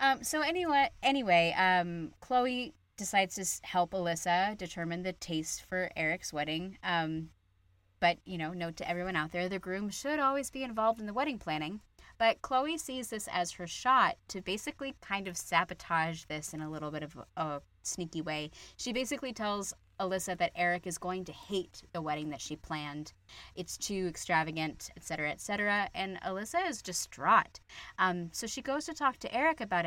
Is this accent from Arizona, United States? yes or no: yes; Phoenix, Arizona, United States; moved away; Arizona, which is my home state. Phoenix is my hometown